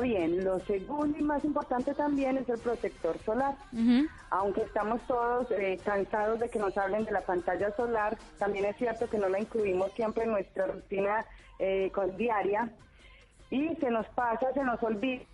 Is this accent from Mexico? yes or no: no; Medellín, Antioquia, Colombia; accent: Colombian; moved away as an adult; now in Argentina; colombiana de Medellín